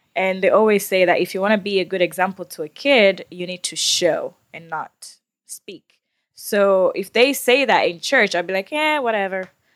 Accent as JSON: {"language": "English", "country": "Tanzania", "moved": "yes", "said": "from Tanzania."}